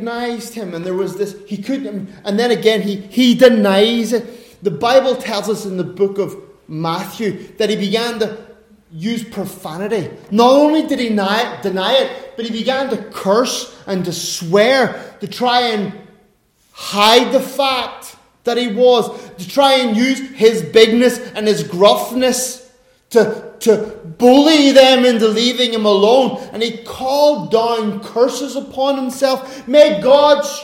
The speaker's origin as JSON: {"language": "English", "country": "Ireland", "said": "I'm an Irishman"}